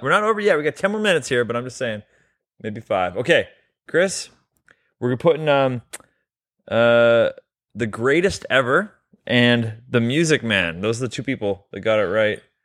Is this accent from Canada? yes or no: yes; Canada; We're both Canadian